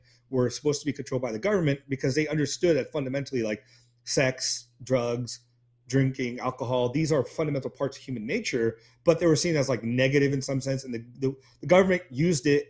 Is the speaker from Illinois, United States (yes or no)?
no; Orange County, Southern California, United States; also born or lived in India; I grew up in Southern California, in like Orange County